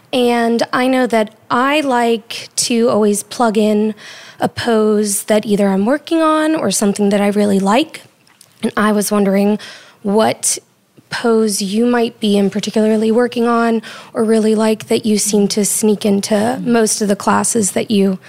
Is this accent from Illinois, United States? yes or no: no; New Orleans, Louisiana, United States; I'm from New Orleans.